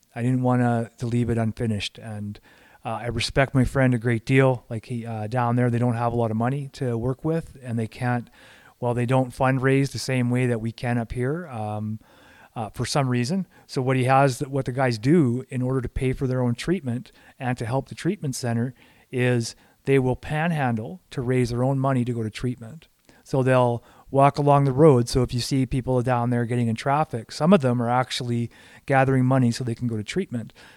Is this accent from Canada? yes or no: yes; Canada; I'm looking at it as a Canadian